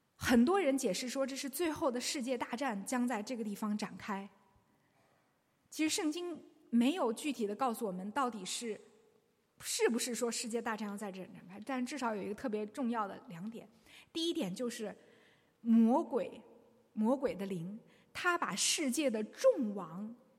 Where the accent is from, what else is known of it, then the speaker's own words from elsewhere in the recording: China; 我们中国人最知道这一个